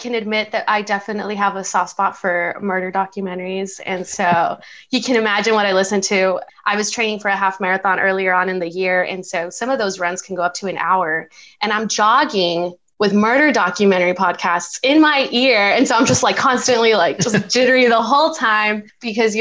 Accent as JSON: {"language": "English", "town": "El Paso", "region": "Texas", "country": "United States", "moved": "yes", "lives_now": "San Antonio, United States", "said": "I'm from El Paso, Texas"}